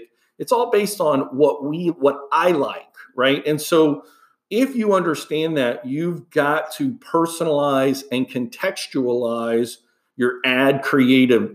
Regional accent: Houston, Texas, United States; moved away; I grew up in Houston, Texas

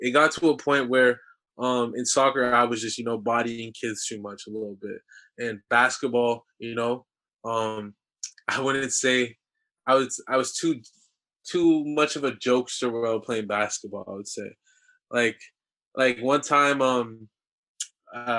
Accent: Ajax, Ontario, Canada; also born or lived in Austria; I'm from Ajax, Ontario. You know, I wouldn't say born and raised, but I was raised there. I was born in Austria

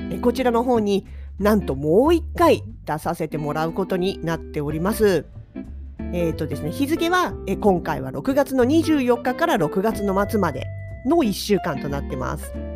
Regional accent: Sapporo, Hokkaido, Japan; 私たち札幌市民

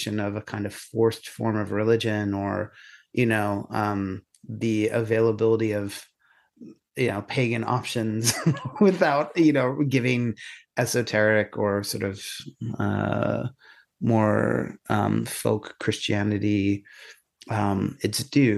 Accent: Catasauqua, Pennsylvania, United States; now in Ireland; growing up in Catasauqua and you're, you know, Syrian and gay

